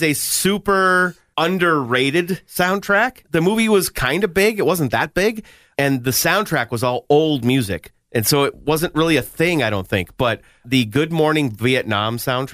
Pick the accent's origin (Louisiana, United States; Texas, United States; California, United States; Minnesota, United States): Minnesota, United States; I'm very Minnesotan